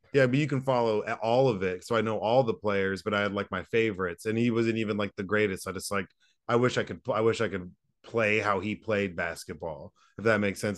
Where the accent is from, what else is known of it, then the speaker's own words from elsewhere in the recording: Southlake, Texas, United States; also born or lived in Dallas, Texas; I grew up in Dallas